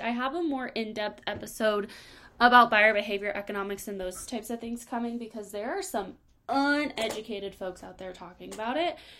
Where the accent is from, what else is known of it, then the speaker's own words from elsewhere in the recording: Colorado, United States; I'm from Colorado